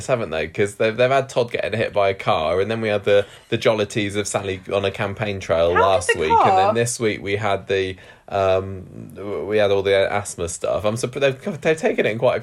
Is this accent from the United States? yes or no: no; United Kingdom; We're British